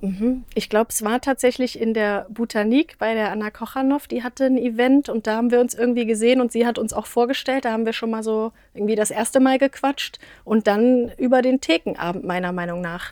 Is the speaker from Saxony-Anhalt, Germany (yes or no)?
yes; near Magdeburg, Saxony-Anhalt, Germany; moved away as an adult; also born or lived in Kassel, Hesse / Berlin / Wetzlar; now in Marburg, Germany; ursprünglich geboren tatsächlich in Hessen, ähm, auch in Kassel, aber bin in der Nähe von Magdeburg aufgewachsen